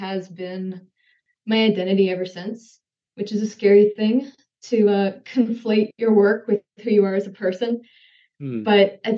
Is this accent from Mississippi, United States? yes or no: yes; Mississippi, United States; I grew up in Mississippi, spent pretty much my entire life there